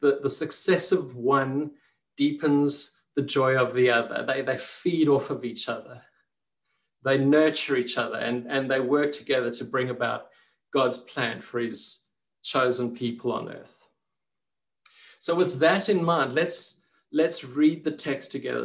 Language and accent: English; Port Elizabeth, Eastern Cape, South Africa; being a kid growing up in Port Elizabeth, it was just such a, a, lovely place to to grow up